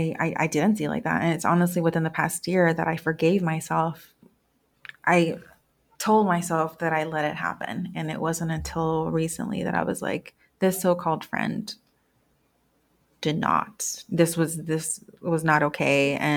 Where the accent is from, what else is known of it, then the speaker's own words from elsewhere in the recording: Guadalajara, Jalisco, Mexico; I've been told before that some people can tell that I'm from Guadalajara because of my complexion and my eye color.